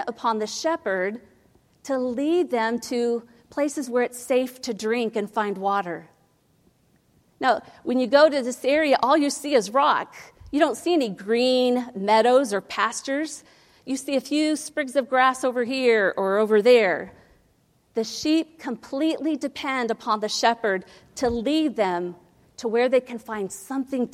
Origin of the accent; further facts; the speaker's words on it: Ohio, United States; I grew up in Ohio.